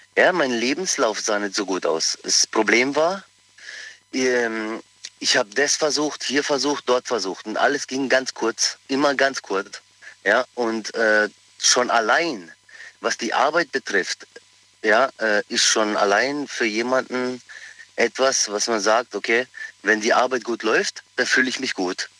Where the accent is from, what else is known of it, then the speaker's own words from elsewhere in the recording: Pforzheim, Baden-Württemberg, Germany; ich bin aus Pforzheim, ich bin geboren in Pforzheim, bin aber Kroate